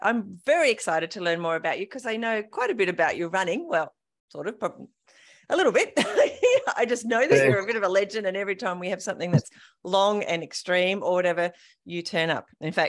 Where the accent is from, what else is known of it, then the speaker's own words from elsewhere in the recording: King Island, Tasmania, Australia; moved away; I grew up on King Island